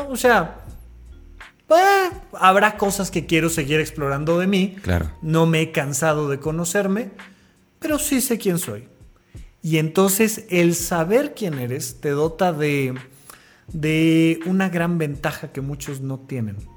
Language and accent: Spanish; Mexico; Pues soy mexicano.